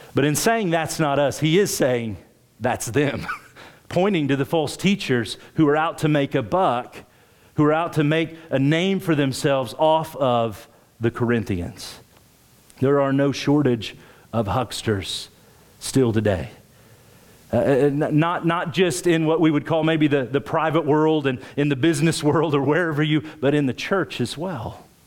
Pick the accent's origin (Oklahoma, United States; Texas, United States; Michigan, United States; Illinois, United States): Oklahoma, United States; rural; now in Springfield, United States; I grew up in Oklahoma, rural Oklahoma